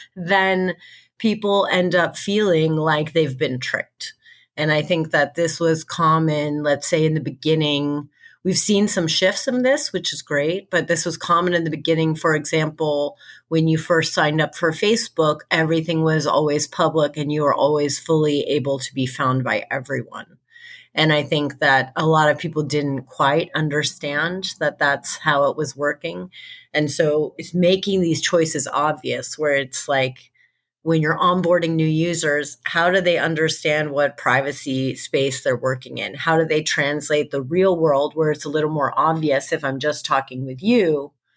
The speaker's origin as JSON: {"language": "English", "country": "United States", "said": "we're both American."}